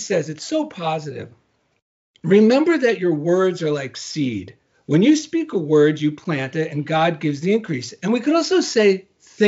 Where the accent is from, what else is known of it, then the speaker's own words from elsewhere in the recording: New Jersey, United States; now in Culver City, United States; I'm from New Jersey